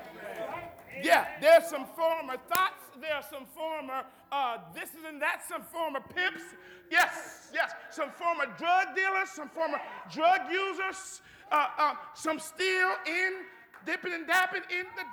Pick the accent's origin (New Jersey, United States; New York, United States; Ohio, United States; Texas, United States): Ohio, United States; Akron; I'm the only one in my immediate family when I grew up in Akron that go to church